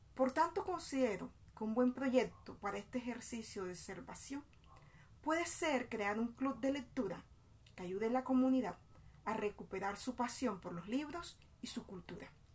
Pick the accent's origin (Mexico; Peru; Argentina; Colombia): Colombia; San Estanislao, Bolívar; now in Soledad, Colombia; Soy de San Estanislao de Cosca, municipio del departamento de Bolívar, pero hace más de 20 años radicada en el municipio de Soledad Atlántico